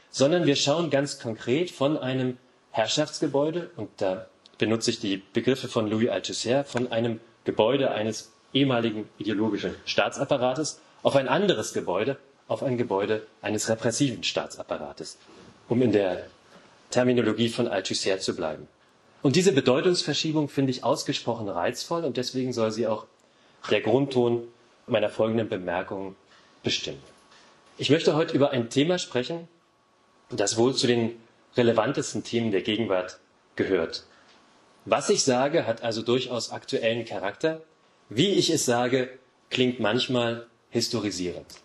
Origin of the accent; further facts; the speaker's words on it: Dessau, Saxony-Anhalt, Germany; born there; Meine Antwort war in diesen Fällen immer, dass ich als gebürtiger Dessauer ausschließlich der klassischen Moderne verpflichtet bin und Ornamente jeder Art ablehnte.